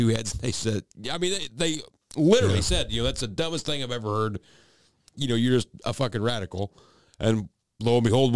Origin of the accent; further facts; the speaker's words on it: United States; I was born in America.